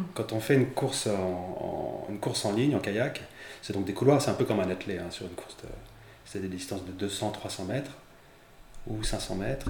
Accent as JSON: {"language": "French", "town": "Bouchemaine", "region": "Pays de la Loire", "country": "France", "tie": "born or raised there", "also_born_or_lived": "Mexico City, Mexico", "moved": "as an adult", "lives_now": "Chalonnes-sur-Loire, France", "said": "j'ai passé mon enfance à Bushman, qui est donc à euh, la confluence de la Maine et de la Loire"}